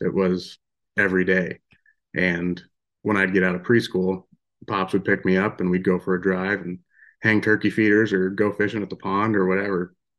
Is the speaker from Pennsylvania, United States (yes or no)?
yes; Western Pennsylvania, United States; moved away as an adult; now in Belgrade, Montana, United States; I grew up in Western Pennsylvania